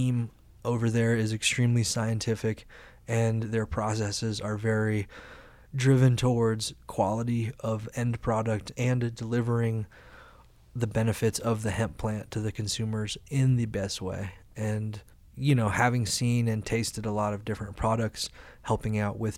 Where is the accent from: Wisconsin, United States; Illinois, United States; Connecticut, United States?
Illinois, United States; Carbondale; now in Colorado, United States; the college in my hometown, Carbondale, Illinois